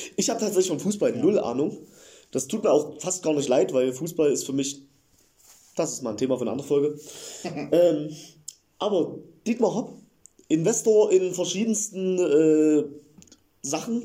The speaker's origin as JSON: {"language": "German", "town": "Eilenburg", "region": "Saxony", "country": "Germany", "said": "Ich komme aus der Nähe von Leipzig"}